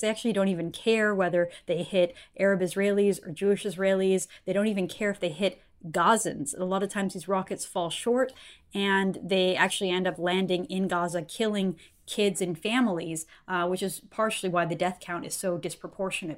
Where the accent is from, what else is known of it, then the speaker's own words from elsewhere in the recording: Canada; I'm a Canadian journalist and political commentator